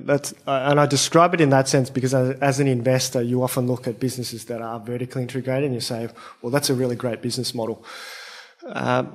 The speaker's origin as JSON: {"language": "English", "country": "Australia", "tie": "born or raised there", "said": "I'm Australian-born Chinese"}